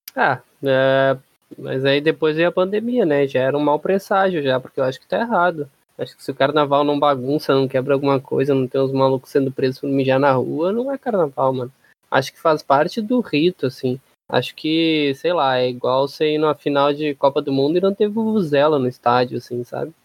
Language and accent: Portuguese; Brazil; como bom brasileiro